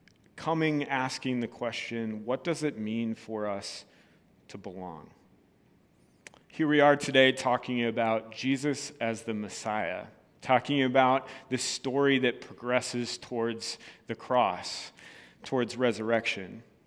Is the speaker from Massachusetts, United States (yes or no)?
no; Wisconsin, United States; I'm from Wisconsin. Tell no one, I want to leave.